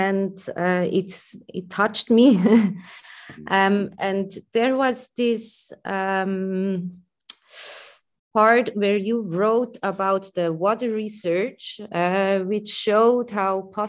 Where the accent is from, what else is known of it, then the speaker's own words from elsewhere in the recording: Switzerland; accent: Swiss; English is a second language; my Swiss accent